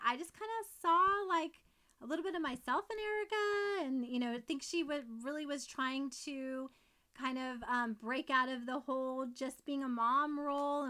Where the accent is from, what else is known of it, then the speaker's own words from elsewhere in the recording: the South, United States; my Southern upbringing